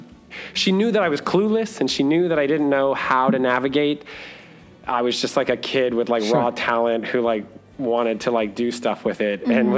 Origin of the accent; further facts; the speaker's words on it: Miami, Florida, United States; I was born and raised in Miami, Florida. I've been in Orlando since 2004.